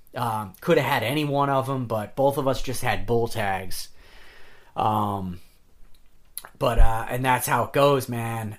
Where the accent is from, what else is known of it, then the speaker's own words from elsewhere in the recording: New York, United States; I'm from New York